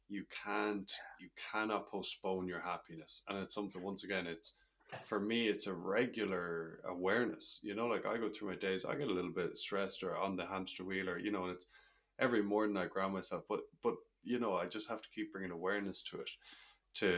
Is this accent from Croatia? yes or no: no; Ireland; growing up in Ireland in a conservative society